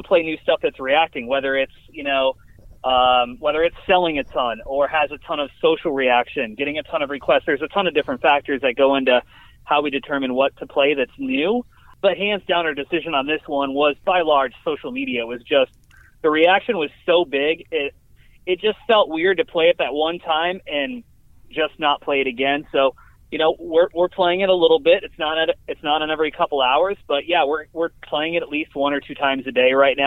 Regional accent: Syracuse, New York, United States; now in Oklahoma City, United States; I'm from Syracuse. I went to SU around the same time that he did.

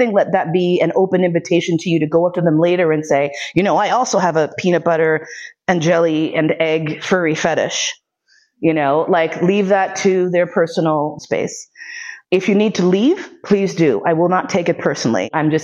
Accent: United States; I am also American with hogtied language skills

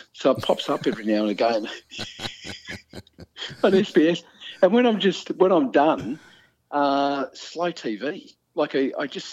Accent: Melbourne, Victoria, Australia; growing up in Northcote and going to Westgarth Primary School

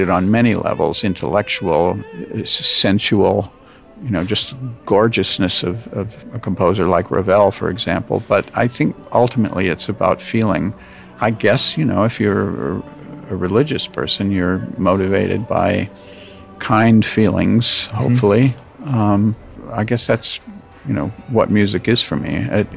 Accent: United States; my life as an American

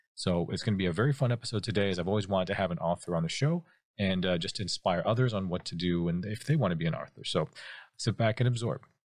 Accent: Canada; Canada, obviously, I was born in Canada

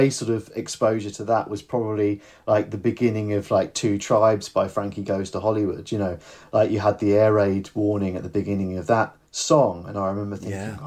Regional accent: United Kingdom; I'm not actually from North London, I'm from the South Coast

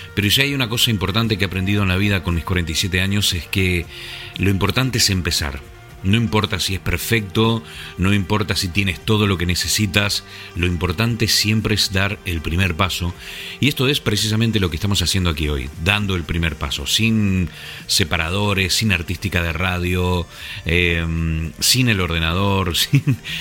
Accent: Argentina; moved away as an adult; also born or lived in La Gomera, Canary Islands, Spain / Asturias, Spain; now in England, United Kingdom; Nací en Argentina, pero a los 30 años me fui a vivir a una isla muy pequeñita y muy hermosa llamada La Gomera, en las Islas Canarias.

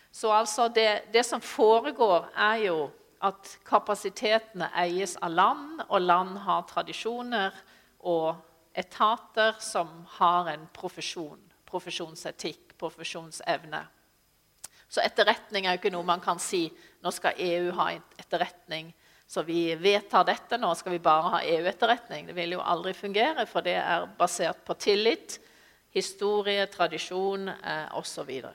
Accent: Sørlandet, Norway; jeg er sørlending

